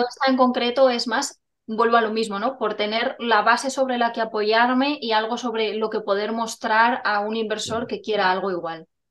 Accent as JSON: {"language": "Spanish", "town": "Burgos", "region": "Castile and León", "country": "Spain", "tie": "born or raised there", "also_born_or_lived": "Palencia", "said": "nací en Palencia, pero siendo muy pequeñita me trasladé a Burgos con mi familia y bueno, llevo aquí desde los dos añitos"}